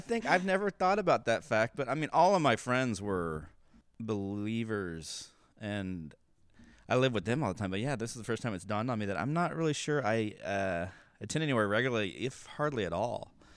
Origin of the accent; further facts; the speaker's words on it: Kansas City, United States; moved away as an adult; also born or lived in Pittsburg, Kansas / Denton, Texas; I really grew up between Texas and Kansas. Uh, I was born in Pittsburgh, Kansas, lived there till I was three, and then moved to Dennis in Texas. And then we moved back to the suburbs of Kansas City when I was ten